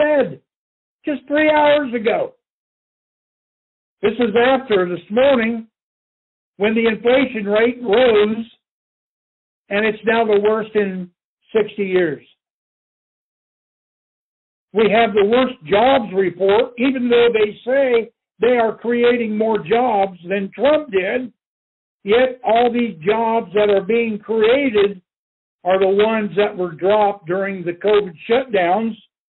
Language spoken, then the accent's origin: English; Indianapolis, Indiana, United States; in my home state in Indianapolis